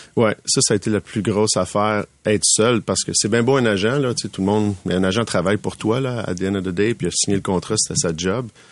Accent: Laval, Quebec, Canada; je viens de Laval

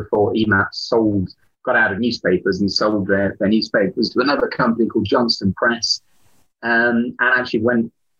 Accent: Bristol, South West England, United Kingdom; moved away as an adult; also born or lived in London; I grew up in Bristol

